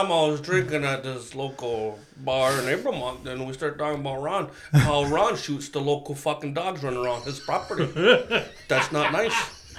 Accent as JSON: {"language": "English", "country": "Canada", "said": "I'm Canadian."}